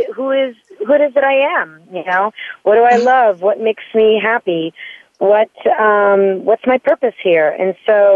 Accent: Florence, Tuscany, Italy; moved away as an adult; I was born and raised in Florence, Italy. So I spent the first 20 years of my life in Italy

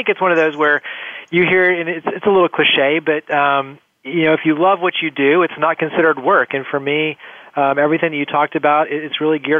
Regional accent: Weatherford, Texas, United States; So I grew up actually in Weatherford, Texas. So right outside of Dallas, Fort Worth

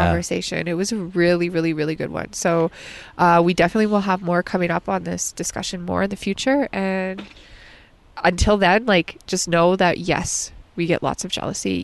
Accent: Alberta, Canada

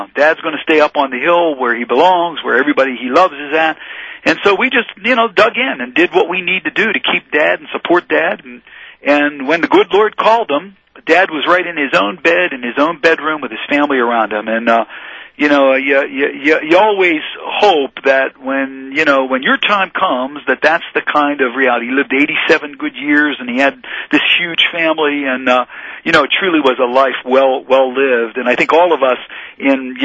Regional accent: Pittsburgh, Pennsylvania, United States; growing up on the Hill

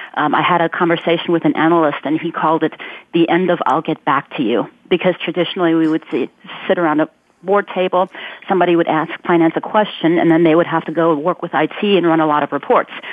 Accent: Ulm, Baden-Württemberg, Germany; moved away; I'm originally from Germany and Albert Einstein is from my hometown

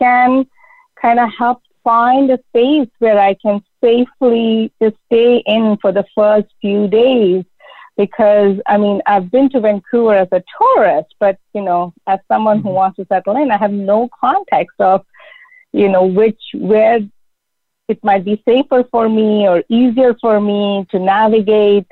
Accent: India; moved away as an adult; also born or lived in United States; now in Canada; growing up in India and really thinking about all the cultural and traditional norms that I grew up with in a highly patriarchal society

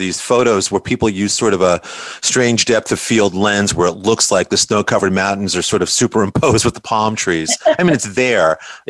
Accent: New York, United States; now in Orange County, United States; growing up in New York as I did

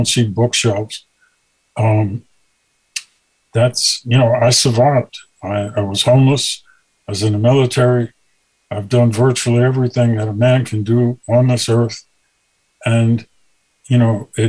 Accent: New York City, New York, United States; I grew up in Brooklyn

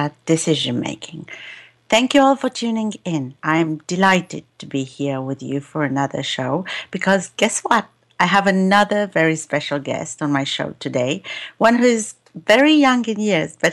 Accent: United Kingdom; as a Brit

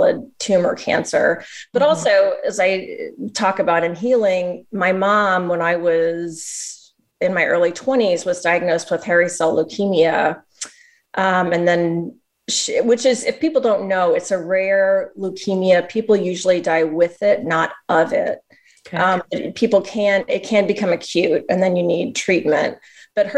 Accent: Southern Missouri, United States; moved away; also born or lived in Pittsburgh; I grew up in Southern Missouri

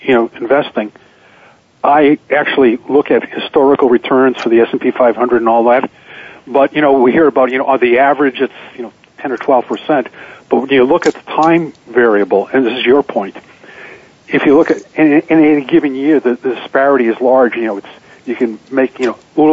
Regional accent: Boston, Massachusetts, United States; growing up in Boston, I went to this high school, which is the oldest high school in the country, called Boston Latin School

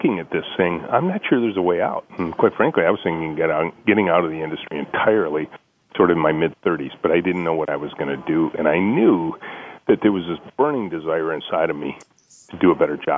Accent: Southeast Michigan, United States; I grew up in Southeast Michigan. Yes. That's where our company is located

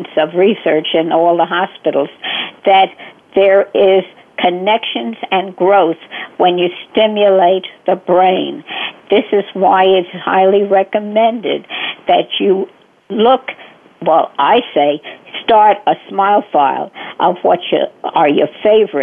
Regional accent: New York City, New York, United States; also born or lived in Bronx, New York; I was born in the Bronx, and until I guess third or fourth or fifth grade, did I move to Brooklyn, and I've been in Brooklyn ever since.

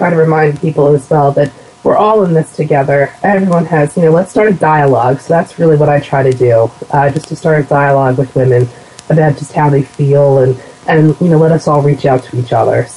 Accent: United States; accent: Philadelphia/New Jersey dialect; also born or lived in southern New Jersey; my dialect as soon as they hear me, or that I'm from somewhere, either Philadelphia or New Jersey

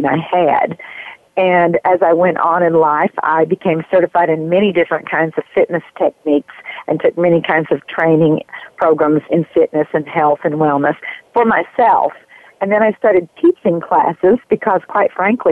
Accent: Raccoon Valley, Tennessee, United States; also born or lived in New York / California; now in North Carolina, United States; I grew up in a little tiny place in Tennessee near the Smoky Mountains called Raccoon Valley

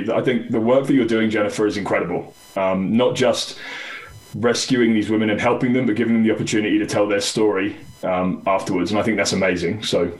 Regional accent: England, United Kingdom; No, so I played rugby just for my hometown in England for many years.

